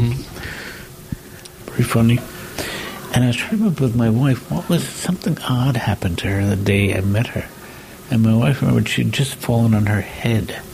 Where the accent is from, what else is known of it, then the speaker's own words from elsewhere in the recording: New York, United States; I'm a New Yorker